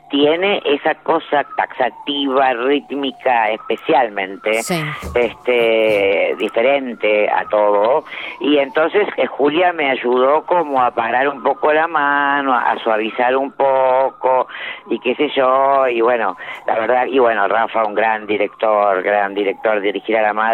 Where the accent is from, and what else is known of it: Avellaneda, Buenos Aires Province, Argentina; born or raised there